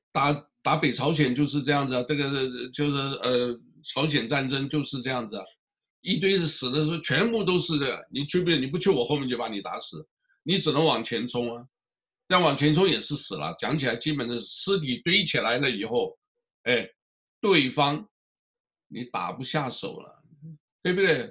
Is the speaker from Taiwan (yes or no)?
no; Fujian, China; moved away; 我们福建人